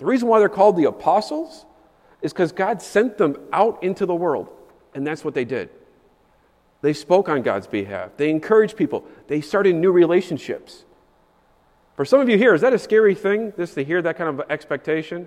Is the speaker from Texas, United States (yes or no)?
no; Chicago, Illinois, United States; As a Chicagoan